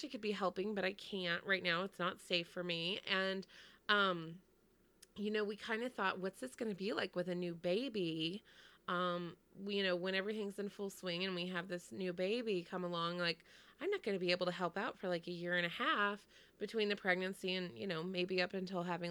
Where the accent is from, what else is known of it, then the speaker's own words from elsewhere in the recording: Texas, United States; moved away as an adult; also born or lived in Connecticut; I grew up in Texas and everything there is far.